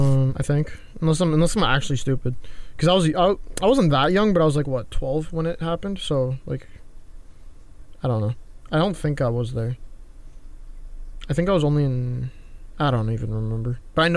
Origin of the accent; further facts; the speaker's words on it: Canada; I'm Canadian